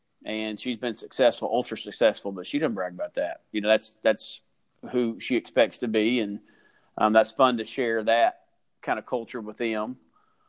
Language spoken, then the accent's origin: English; Rome, Georgia, United States; also born or lived in Kentucky; And I grew up in a mill village. There's actually two or three mill villages in our school district